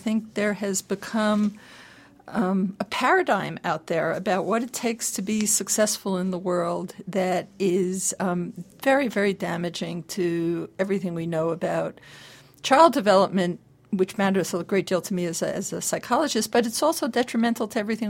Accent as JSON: {"language": "English", "region": "California", "country": "United States", "said": "I'm from California."}